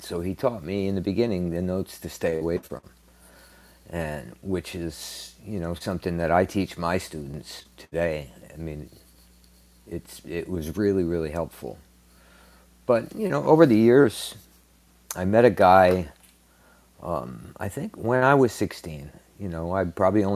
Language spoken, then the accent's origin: English; Paterson, New Jersey, United States; now in Naples, United States; my hometown of Paterson, New Jersey